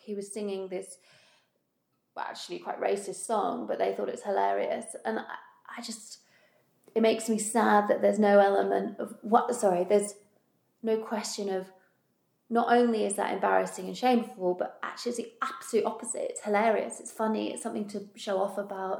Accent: United Kingdom; moved away; being British

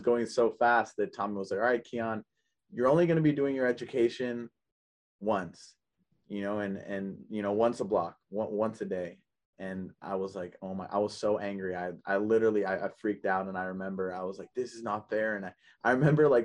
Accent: Oakland, California, United States; I grew up in Oakland, California. I grew up in the Bay Area

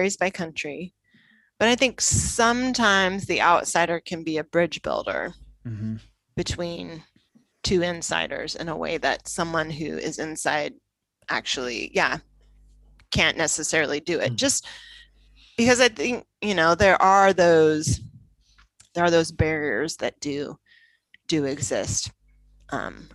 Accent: United States; moved away as an adult; also born or lived in Italy; now in London, United Kingdom; I would feel different about myself as an American if I didn't live in London

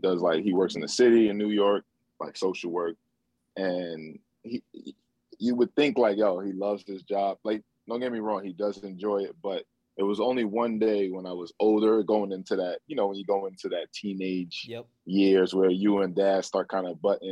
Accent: Nigeria; Just being Nigerian. If you're around other Nigerians, you know, it's always a great, it's always love, it's always family.

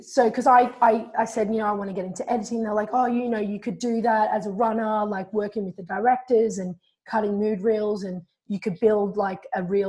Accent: Melbourne, Victoria, Australia; I was coming from Australia, from Melbourne.

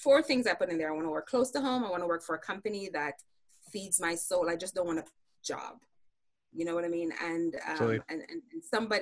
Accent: Jamaica; now in United States; I grew up in Jamaica, so we were Christians.

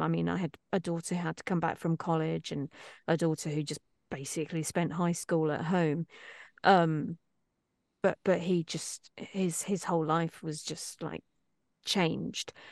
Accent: East Midlands, United Kingdom; accent: East Midlandsy; moved away as an adult; now in Los Angeles, United States; a little East Midlandsy, which is where I'm from

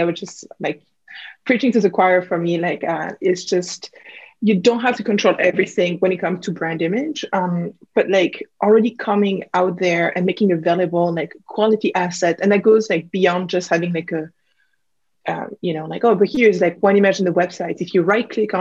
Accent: Burgundy, Bourgogne-Franche-Comté, France; accent: French; English is a second language; moved away; as you can probably pick up from my accent, I'm originally from France, Burgundy

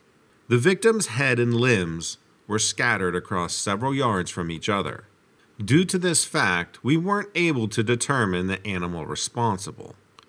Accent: Washington, Pennsylvania, United States; I saw in one of your comments that you're from Pittsburgh. I'm from Washington, PA, so pretty close.

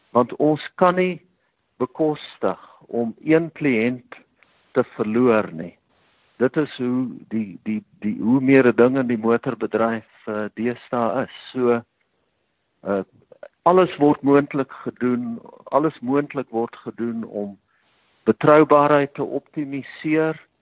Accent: Bultfontein, Free State, South Africa; also born or lived in Kroonstad; ek het in die Vrystaat grootgeword in 'n uh, dorpe met die naam van Bultfontein.

